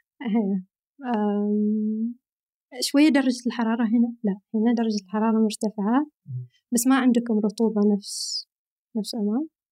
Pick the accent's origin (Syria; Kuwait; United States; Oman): Oman; near Sohar, northern Oman; moved away as an adult; now in Riyadh, Saudi Arabia; أنا من الشمال، من شمال أمان